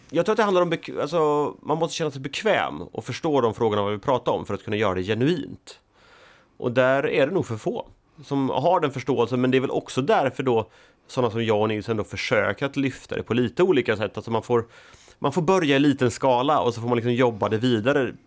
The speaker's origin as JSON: {"language": "Swedish", "country": "Sweden", "tie": "born or raised there", "also_born_or_lived": "Gothenburg", "moved": "yes", "said": "jag är född och uppvuxen i Småland, på landsbygden, flyttade till Göteborg."}